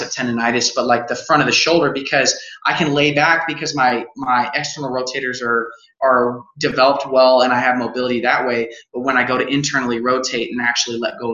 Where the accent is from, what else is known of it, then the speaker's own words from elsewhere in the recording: Colorado, United States; now in Utah, United States; I was born and raised in Colorado